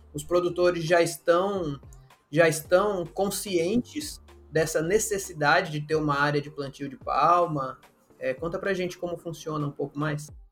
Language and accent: Portuguese; Mato Grosso do Sul, Brazil; moved away as an adult; also born or lived in Areia, Paraíba; now in Paraíba, Brazil; Eu sou do Mato Grosso do Sul, é um contexto totalmente diferente de agricultura e pecuária